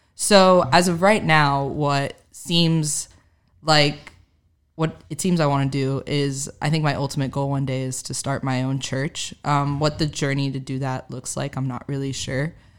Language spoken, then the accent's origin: English; Miami, Florida, United States; moved away as an adult; now in Nashville, United States; growing up in Miami